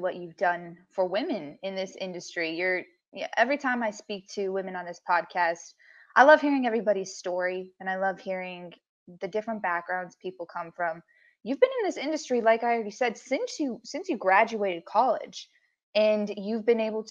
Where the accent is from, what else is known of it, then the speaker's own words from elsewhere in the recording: Colorado, United States; I'm from Colorado and I went to Colorado State